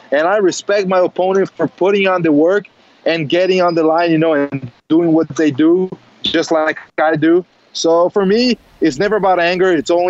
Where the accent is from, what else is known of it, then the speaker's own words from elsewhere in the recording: New Jersey, United States; I was born in Jersey. I still have a lot of family in Jersey.